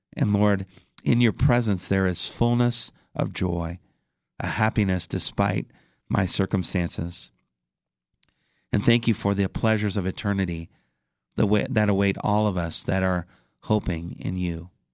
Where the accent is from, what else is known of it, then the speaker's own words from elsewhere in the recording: Indiana, United States; my home state of Indiana